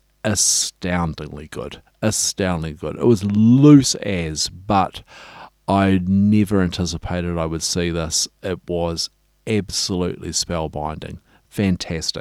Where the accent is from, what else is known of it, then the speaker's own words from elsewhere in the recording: Dunedin, Otago, New Zealand; I grew up in Dunedin